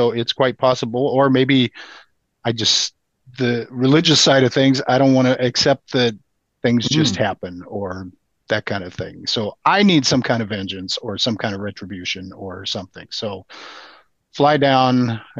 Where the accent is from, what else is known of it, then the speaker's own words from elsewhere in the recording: Midwest, United States; I'm the newbie from the Midwest.